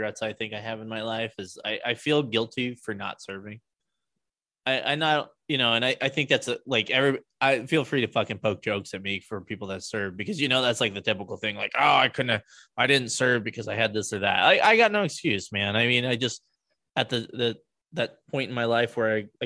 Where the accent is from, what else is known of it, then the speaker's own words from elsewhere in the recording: United States; as an American